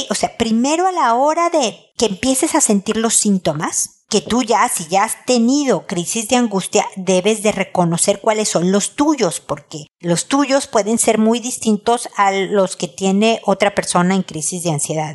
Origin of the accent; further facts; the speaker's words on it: Mexico; soy mexicana